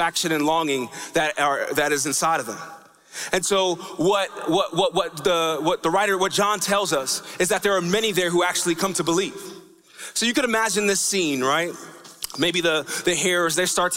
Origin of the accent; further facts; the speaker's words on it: New York, United States; when I was growing up in New York